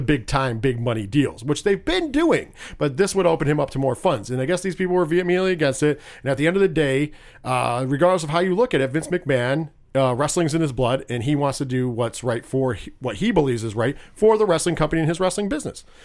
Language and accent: English; New York, United States; I'm from New York